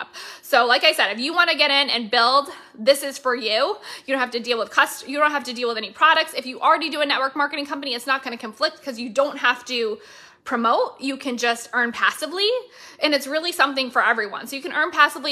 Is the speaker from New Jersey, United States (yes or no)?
no; Florida, United States; Licensed and registered out of my home state of Florida